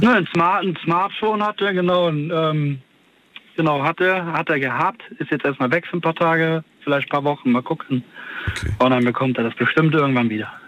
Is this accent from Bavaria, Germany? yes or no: no; Cologne, North Rhine-Westphalia, Germany; ich komme ja aus Köln